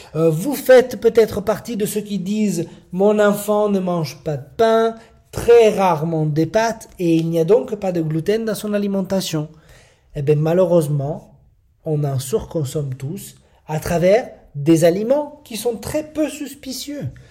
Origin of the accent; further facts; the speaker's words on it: Italy; French is a second language; moved away as an adult; je suis italien. Je ne suis né en Italie et j'ai vécu mes 19 premières années là-bas.